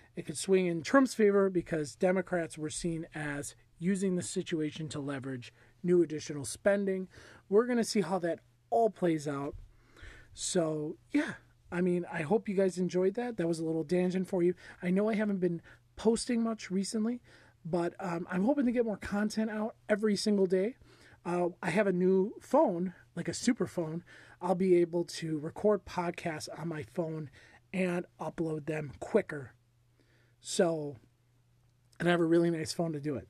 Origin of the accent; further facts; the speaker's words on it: United States; as an American